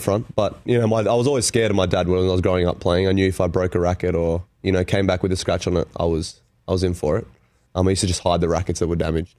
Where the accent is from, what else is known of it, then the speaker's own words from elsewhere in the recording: Canberra, Australian Capital Territory, Australia; I grew up in Canberra